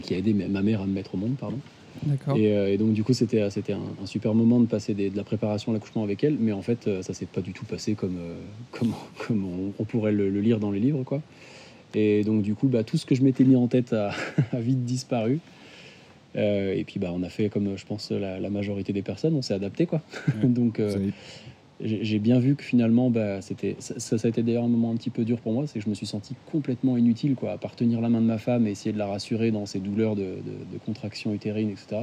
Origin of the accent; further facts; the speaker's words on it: Nantes, Pays de la Loire, France; je suis nantais, j'ai 33 ans